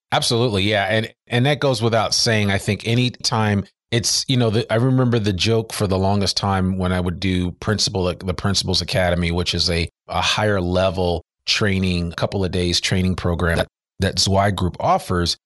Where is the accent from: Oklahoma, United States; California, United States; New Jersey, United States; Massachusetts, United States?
New Jersey, United States; we're both from Jersey